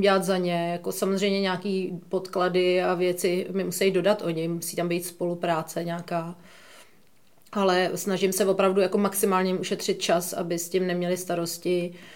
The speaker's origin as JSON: {"language": "Czech", "region": "Prague", "country": "Czechia", "said": "jsem z Prahy, takže tady znám spoustu lidí"}